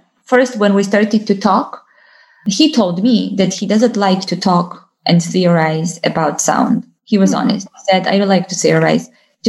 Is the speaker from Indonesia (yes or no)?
no; Georgia; English is a second language; but in Georgia and in my hometown and in different forests, and those were different birds